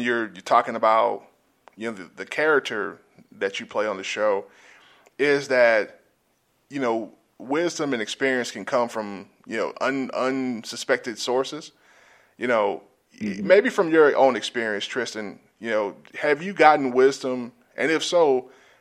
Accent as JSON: {"language": "English", "region": "South Georgia", "country": "United States", "tie": "born or raised there", "moved": "yes", "said": "I'm from South Georgia"}